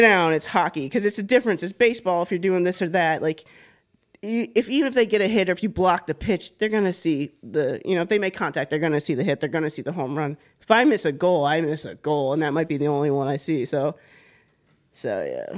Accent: Florida, United States; I'm a woman from Florida.

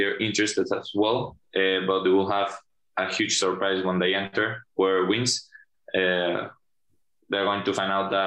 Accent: Venezuela; moved away; I'm from Venezuela

